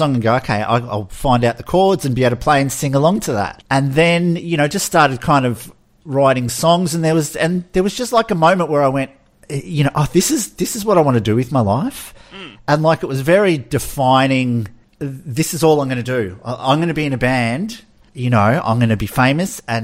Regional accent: Melbourne, Victoria, Australia; I grew up in the Oakley, Chadston area of Melbourne, which is like the southeastern suburbs.

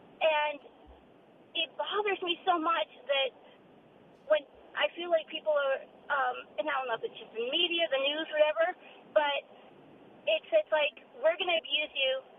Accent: New England, United States; now in Ashburn, United States; I'm from New England

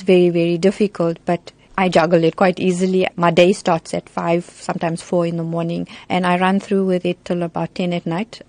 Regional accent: Johannesburg, Gauteng, South Africa; also born or lived in Chatsworth, Durban, South Africa; I was relocated when I was about two. I went to Johannesburg.

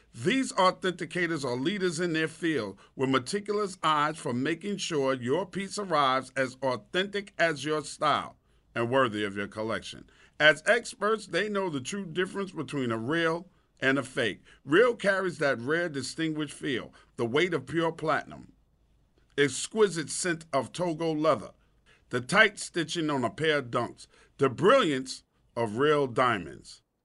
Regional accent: New York City, New York, United States; also born or lived in Brooklyn, New York; I was born in Brooklyn in Cumberland Hospital, and not moved the, out to the suburb of Queens

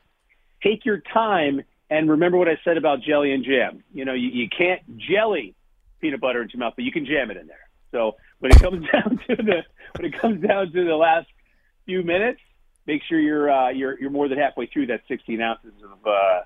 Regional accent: New Jersey, United States; moved away as an adult; also born or lived in Brooklyn, New York; I'm from New Jersey

